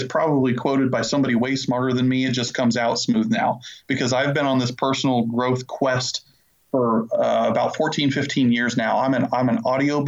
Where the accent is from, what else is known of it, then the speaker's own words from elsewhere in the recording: Illinois, United States; now in Charlotte, North Carolina, United States; I currently live in the Charlotte, North Carolina area, and I'm originally from Illinois